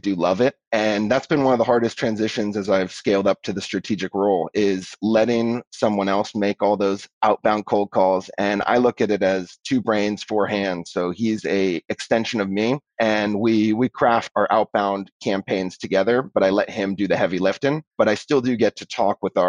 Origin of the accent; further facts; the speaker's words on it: Bay Area, California, United States; I grew up in the Bay Area